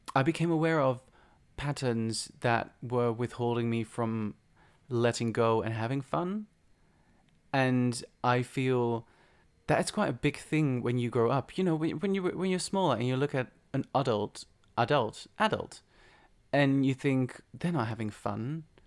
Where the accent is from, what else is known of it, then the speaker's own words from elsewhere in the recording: Netherlands; moved away; I'm from the Netherlands